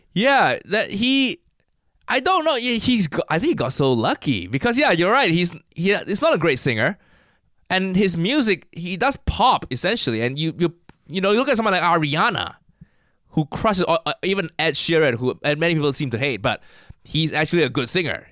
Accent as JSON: {"language": "English", "country": "Malaysia", "tie": "born or raised there", "moved": "yes", "lives_now": "United Kingdom", "said": "I, I grew up in Malaysia"}